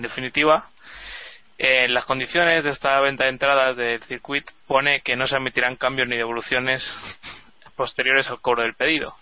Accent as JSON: {"language": "Spanish", "country": "Spain", "said": "siendo español"}